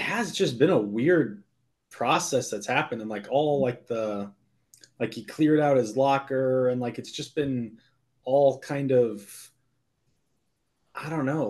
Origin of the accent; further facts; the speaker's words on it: St. Louis, Missouri, United States; I'm from St. Louis